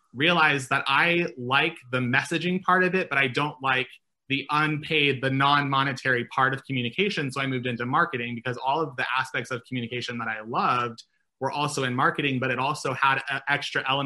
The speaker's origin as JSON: {"language": "English", "region": "Nebraska", "country": "United States", "moved": "yes", "said": "I'm from Nebraska originally"}